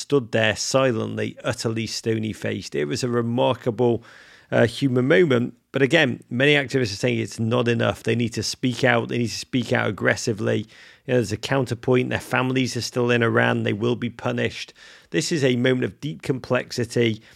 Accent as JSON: {"language": "English", "region": "England", "country": "United Kingdom", "accent": "English", "moved": "yes", "lives_now": "United States", "said": "my English accent, do not let my accent fool you"}